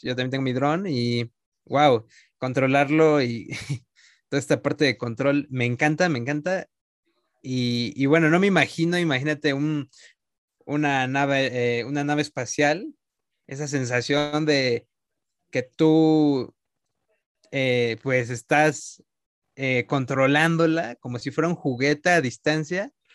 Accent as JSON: {"language": "Spanish", "country": "Mexico", "said": "nuestro país"}